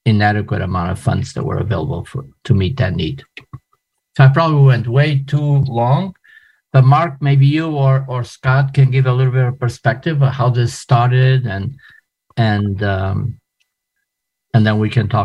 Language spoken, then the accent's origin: English; Portugal; moved away as an adult; also born or lived in New York City, United States / Portland, Maine, United States / Philadelphia, United States / Atlanta, United States; now in United States; I am originally from Portugal. I moved to the United States as an adult after I finished college.